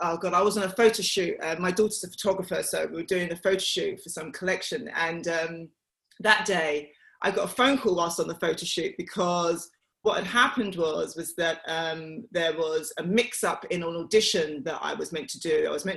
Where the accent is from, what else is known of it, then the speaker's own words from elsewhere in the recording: Bow, London, United Kingdom; it was very fond memories that I had of growing up in Bow. The only thing that I haven't got from Bow is the accent. I don't know where it disappeared.